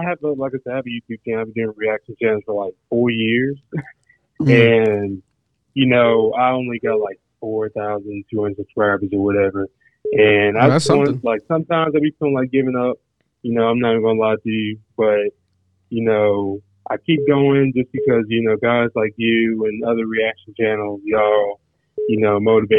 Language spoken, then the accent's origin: English; Murfreesboro, Tennessee, United States; My bad. I'm from Murfreesboro, Tennessee. It's right out of Nashville.